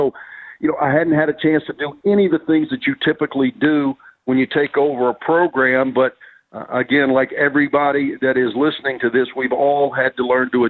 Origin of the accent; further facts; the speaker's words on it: Mississippi, United States; moved away as an adult; now in Birmingham, United States; I had a great 12-year run at Ole Miss in my home state.